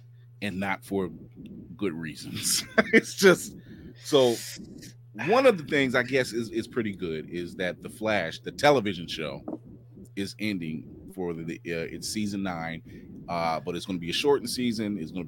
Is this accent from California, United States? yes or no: no; Akron, Ohio, United States; Shout out to my hometown Akron, Ohio